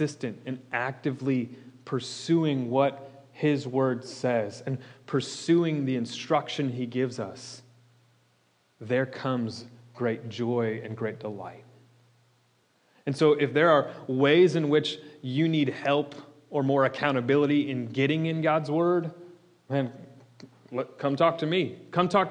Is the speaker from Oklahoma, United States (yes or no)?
no; Florida, United States; I'm from Florida